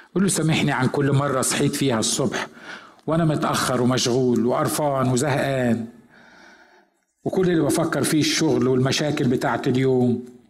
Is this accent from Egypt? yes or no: yes; village near El Ghanayem, Asyut Governorate, Egypt; moved away; رحت أزور قرية في بلدنا اللي هي قرية جنب قريتنا